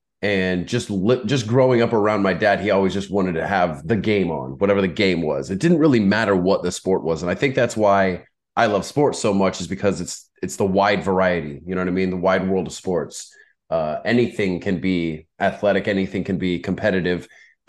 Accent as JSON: {"language": "English", "town": "Menifee", "region": "California", "country": "United States", "tie": "born or raised there", "said": "I grew up mostly out in the Inland Empire, a little place. {S0} Oh, {S1} called, {S0} so you're still local. Okay. {S1} Yeah, a little place called Menifee."}